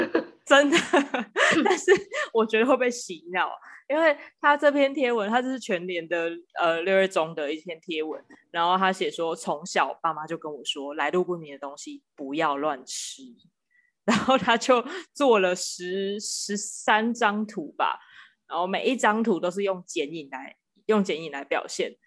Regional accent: Kaohsiung, Taiwan; 我是高雄人，他在，他离我家不远

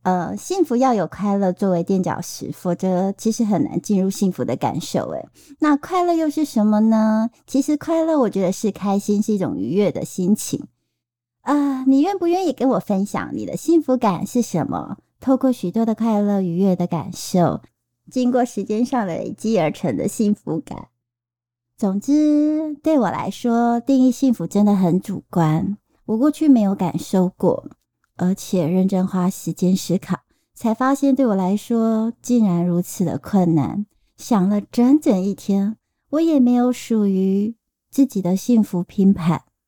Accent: Taiwan; accent: Taiwanese Mandarin (台湾国语); 我发现我现在开始有点台湾国语

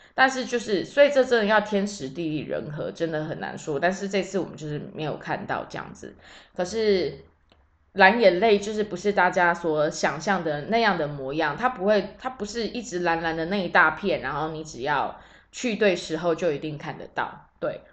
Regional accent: Taiwan; 都是生活在中华民国的人

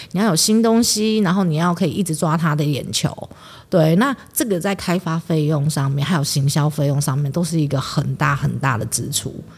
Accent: Taipei, Taiwan; moved away as an adult; now in Tainan, Taiwan; 我是台北人

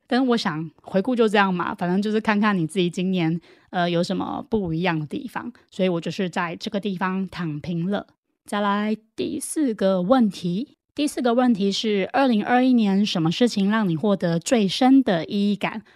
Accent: Taiwan; 我也很感恩我是台湾人

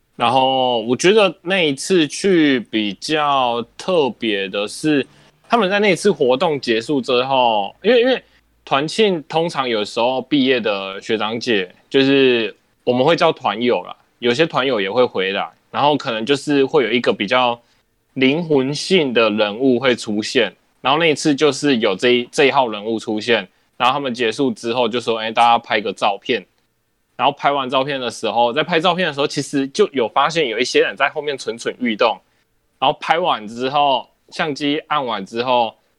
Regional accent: southern Taiwan, Taiwan; 我是南部学校， 然后那是在我们南部那边

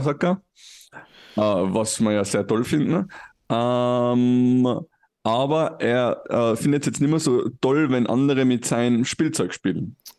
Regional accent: Tyrol, Austria; ich bin natürlich auch christlich erzogen worden im Heiligen Land Tirol

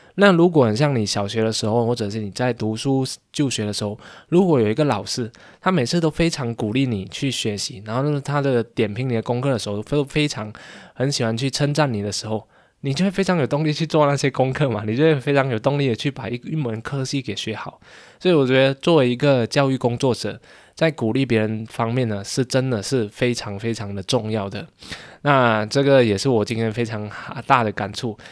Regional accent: Malaysia; 十六岁的时候吧，就是中学是，form four， 就是马来西亚 form four

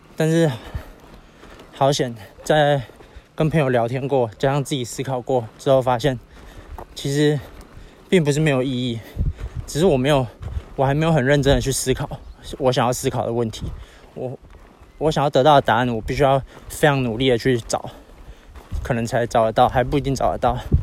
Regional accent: Yilan County, Taiwan; 我也是宜兰人

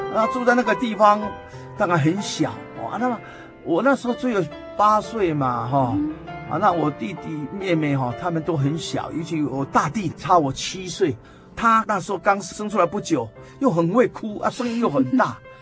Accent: Taipei, Taiwan; 小时候我就出生在台北市嘛，啊。嗯哼。啊，那台北，啊，当时当然还不繁华哈，啊，那我父亲又是在台北市教育局服务哈，是个公务员哈

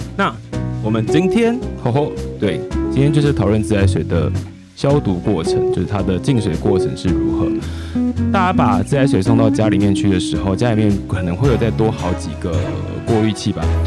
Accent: Zhutian, Pingtung County, Taiwan; 我小时候住在竹田乡，屏东的竹田乡

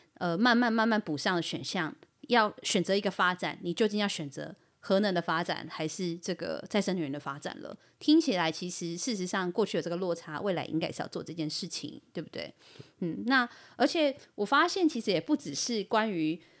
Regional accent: Yilan County, Taiwan; 我们宜兰人跟核磁场的距离

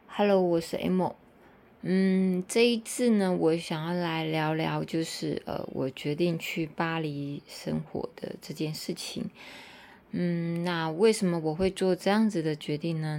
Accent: Tainan, Taiwan; also born or lived in Hong Kong / Singapore / Taipei / Taichung; 我其实在台南也住很久了，我是台南人，但我在很多国家跟很多城市都居住过

